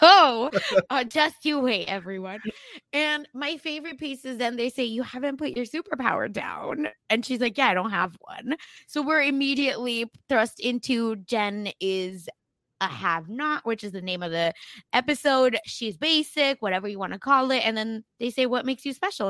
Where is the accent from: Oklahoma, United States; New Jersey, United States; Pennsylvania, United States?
Oklahoma, United States; accent: Oklahoma American; my Oklahoma American accent